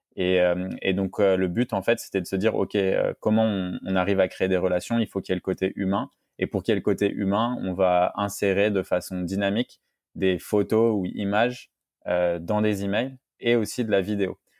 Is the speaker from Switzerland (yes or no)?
no; France; en tant que Français